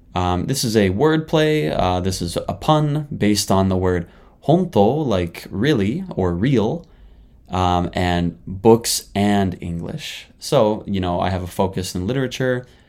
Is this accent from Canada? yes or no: yes; Canada; moved away as an adult; now in Japan; I'm a Canadian living in Japan right now